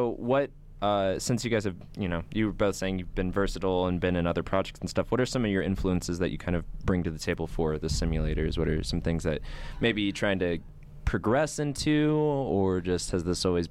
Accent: California, United States; moved away; my hometown in California.

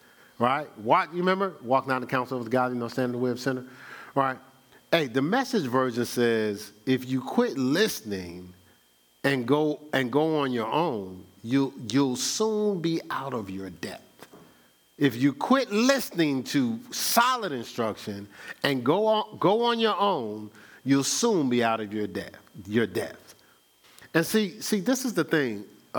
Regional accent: Newark, New Jersey, United States; moved away as an adult; also born or lived in Columbus, Ohio; now in Charlotte, United States; You know, I know I'm from Newark, New Jersey. Spent 29 years there. Spent 19 years in Columbus, Ohio. And I've spent the last 10 out here in Charlotte.

